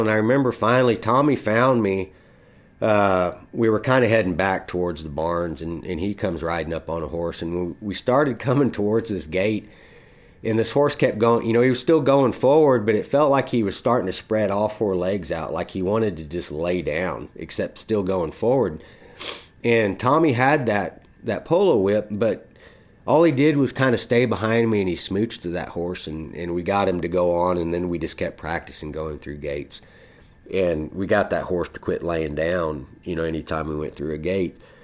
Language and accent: English; Texas, United States; I was from Texas